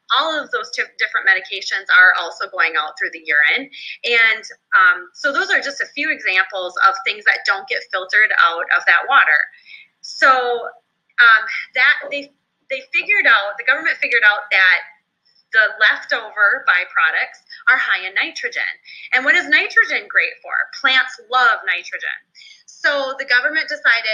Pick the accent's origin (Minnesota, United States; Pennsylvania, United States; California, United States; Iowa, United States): Minnesota, United States; in my home state of Minnesota